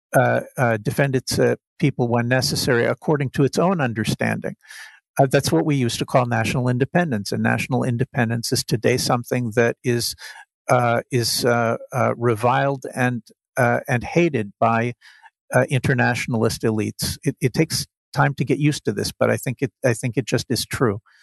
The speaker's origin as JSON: {"language": "English", "country": "United States", "tie": "born or raised there", "said": "growing up in the United States"}